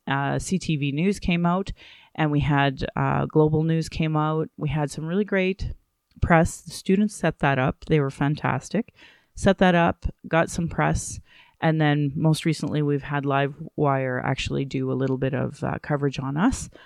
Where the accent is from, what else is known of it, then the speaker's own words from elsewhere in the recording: Calgary, Alberta, Canada; also born or lived in Fort McMurray / Sylvan Lake; I was born and raised here